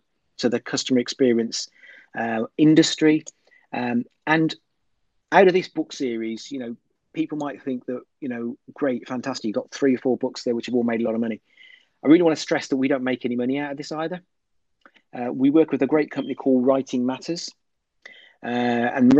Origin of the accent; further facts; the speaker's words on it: Birmingham, West Midlands, United Kingdom; I come from Birmingham, England